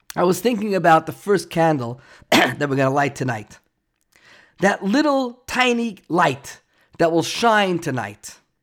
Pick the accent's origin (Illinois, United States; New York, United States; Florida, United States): New York, United States; New York City; moved away; where I grew up in New York and Brooklyn, there were big high rise buildings